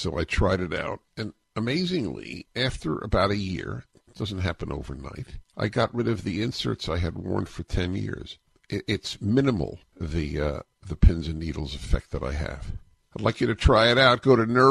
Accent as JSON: {"language": "English", "region": "New York", "country": "United States", "tie": "born or raised there", "said": "Jewish kid growing up in New York, going to Columbia"}